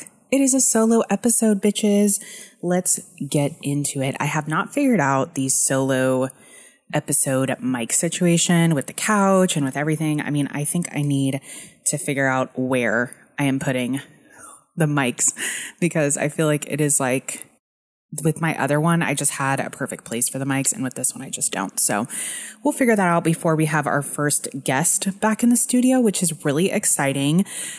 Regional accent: Dallas, Texas, United States; also born or lived in Arlington / Irving; But I grew up in Dallas until I was 24, and that's actually when I met Renee, and I moved to Dallas. So I lived in Arlington up until I was like 23, and then I moved into an apartment by myself in Irving, Texas

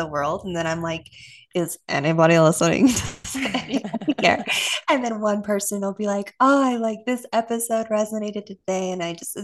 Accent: Austin, Texas, United States; also born or lived in Utah; I was moved from Utah to Austin in elementary school

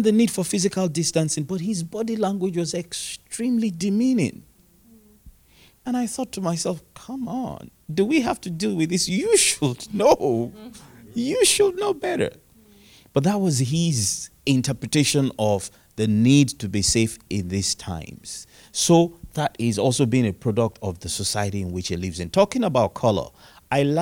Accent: Nigeria; I'm from Nigeria.

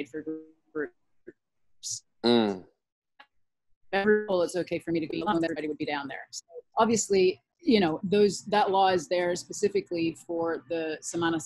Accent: Canada; now in Nosara, Costa Rica; I'm Canadian

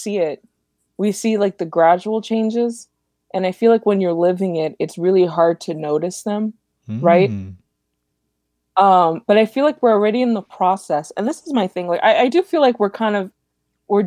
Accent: Los Angeles, California, United States; I grew up in Eagle Rock

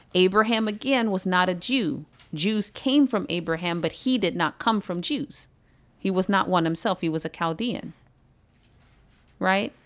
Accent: United States

